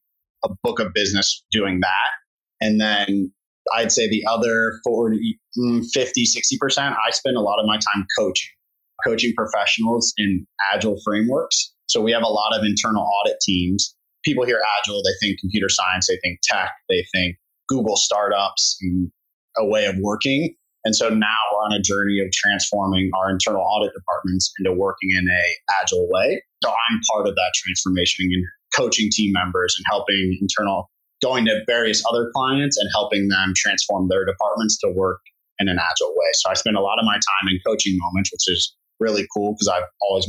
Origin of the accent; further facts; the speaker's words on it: Cleveland, Ohio, United States; also born or lived in Austin, Texas; head back to my hometown for a little bit and be a professional there.